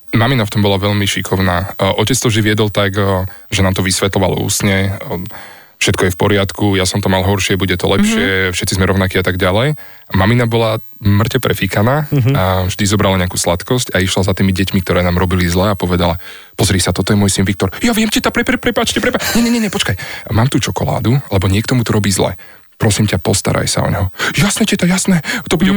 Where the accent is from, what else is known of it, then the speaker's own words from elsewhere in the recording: Senec, Bratislava Region, Slovakia; moved away as an adult; also born or lived in Denmark; now in Bratislava, Slovakia; ja som z Osenca a teraz bývam v Bratislave